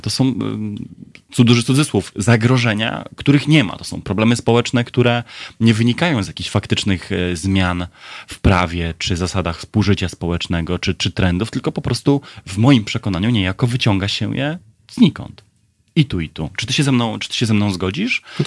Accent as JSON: {"language": "Polish", "town": "Brzeg", "region": "Opole Voivodeship", "country": "Poland", "tie": "born or raised there", "said": "w Brzegu, w moich rodzinnych stronach"}